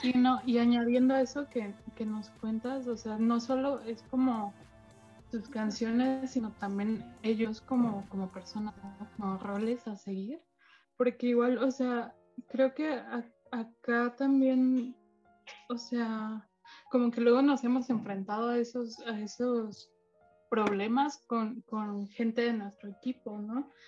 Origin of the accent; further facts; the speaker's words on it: Mexico; tengo 22, soy de México